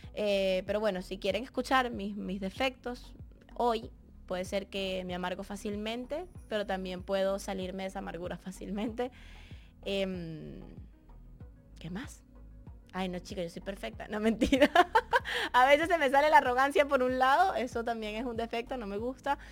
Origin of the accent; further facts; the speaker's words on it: Barquisimeto, Lara, Venezuela; Yo soy de Barquisimeto, de Venezuela. Crecí como la niña artista